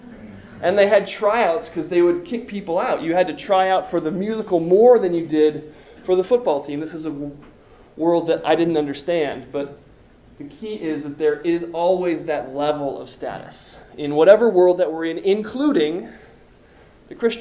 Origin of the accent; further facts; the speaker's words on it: East Coast, United States; I grew up on the East Coast